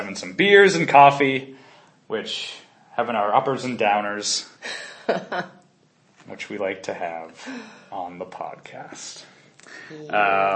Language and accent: English; United States; now in Brazil; I'm American.